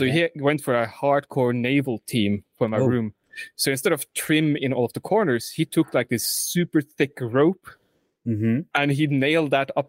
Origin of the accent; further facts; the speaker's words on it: Oslo, Norway; the first room I had growing up that I clearly remember because we lived in Oslo, literally across the hill from where I'm currently living with my nan. Which is funny enough, but when my youngest brother was born, we moved from Oslo and half an hour south.